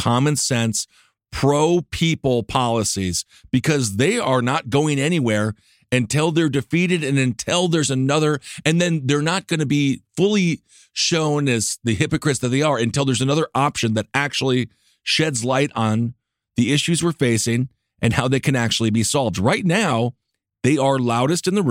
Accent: Wisconsin, United States; I'm straight and I'm white from Wisconsin

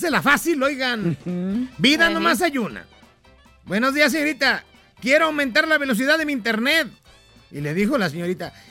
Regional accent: Guadalajara, Jalisco, Mexico; soy de Guadalajara, Jalisco.

